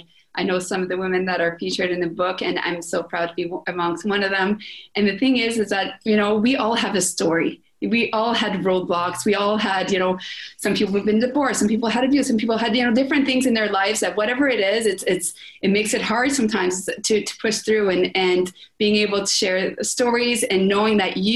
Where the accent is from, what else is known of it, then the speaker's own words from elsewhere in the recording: France; accent: French; English is a second language; I was very self-conscious about, I'm French, my French accent, right?